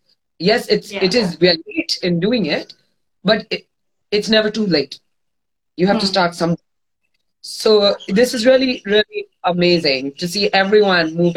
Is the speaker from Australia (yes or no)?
no; Mumbai, Maharashtra, India; moved away as an adult; now in Goa, India; I'm born and brought up in Bombay. I'm a thoroughbred city girl.